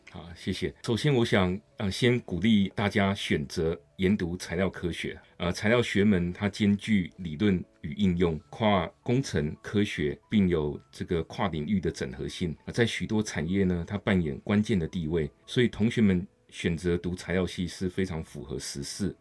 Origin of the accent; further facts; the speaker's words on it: Kaohsiung, Taiwan; now in Hsinchu, Taiwan; 我是高雄人